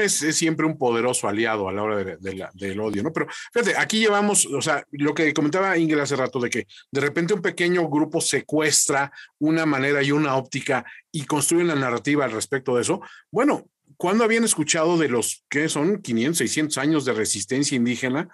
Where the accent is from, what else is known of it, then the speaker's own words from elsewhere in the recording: Mexico; aquí como mexicanos